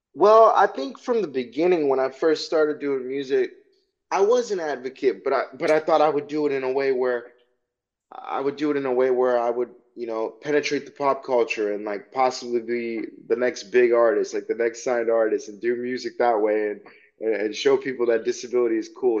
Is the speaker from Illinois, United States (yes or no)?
yes; Chicago, Illinois, United States; I'm originally from Chicago, Illinois